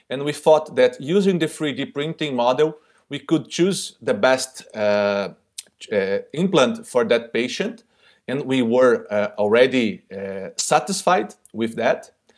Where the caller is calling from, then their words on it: Brazil; I'm speaking directly from Brazil.